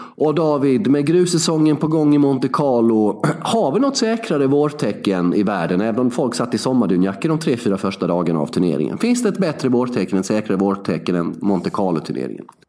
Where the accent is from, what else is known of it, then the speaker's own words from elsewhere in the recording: Värnamo, Jönköping County, Sweden; moved away; Två och en halv mil utanför Värnamo, där jag kommer ifrån